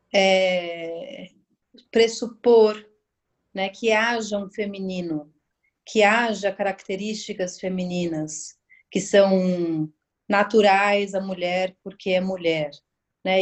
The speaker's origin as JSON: {"language": "Portuguese", "region": "São Paulo", "country": "Brazil", "said": "eu sou aqui de São Paulo"}